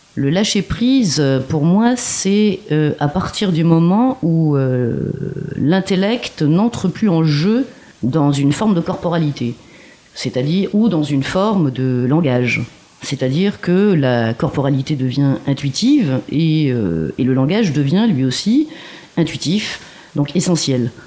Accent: Marseille, Provence-Alpes-Côte d'Azur, France; now in Montreuil, France; Moi, je suis originaire de Marseille

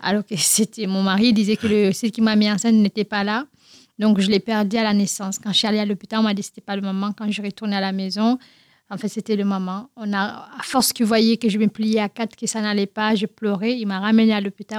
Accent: Guinea; French is a second language; now in France; je suis née en Guinée-Conakry, y euh, dans une grande famille

